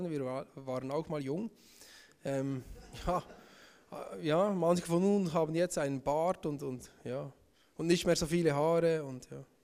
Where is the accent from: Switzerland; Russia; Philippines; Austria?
Switzerland; Bern; ich bin aus dem Emmental, ich bin ähm, 32 Jahre alt